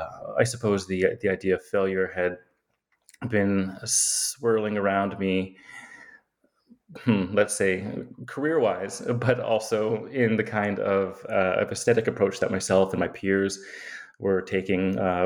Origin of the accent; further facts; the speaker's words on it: Yukon, Canada; I often like to say that I grew up in the Yukon, actually, because it sounds terribly exotic. I don't know that it actually is, but it's a place that is like the Alaska of Canada, I suppose, right? It's this frontier land.